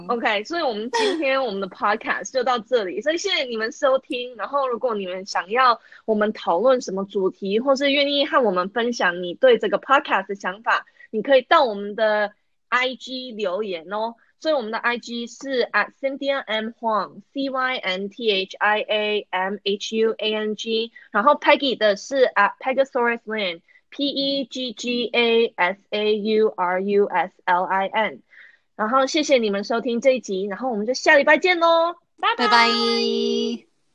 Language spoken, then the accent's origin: Chinese; United States; 我是在美国出生长大的